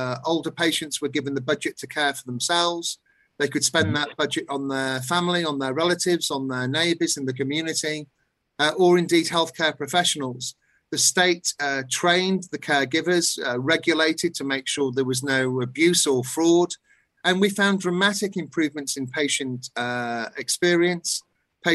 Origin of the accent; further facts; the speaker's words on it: United Kingdom; In my own country, in the United Kingdom